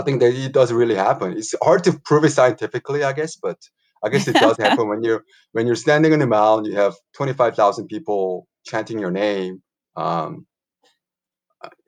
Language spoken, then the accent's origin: English; Incheon, South Korea; my hometown of a city of Incheon, a little bit west of Seoul